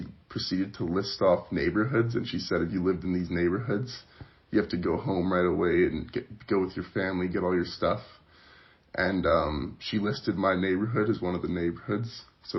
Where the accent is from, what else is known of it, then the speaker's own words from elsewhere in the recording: Calgary, Alberta, Canada; I was born and raised in Calgary, Alberta. Now I'm a student at Mount Royal University studying finance and economics.